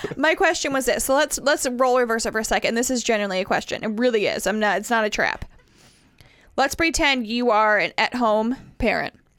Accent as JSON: {"language": "English", "region": "the North", "country": "United States", "moved": "yes", "said": "I'm from the North"}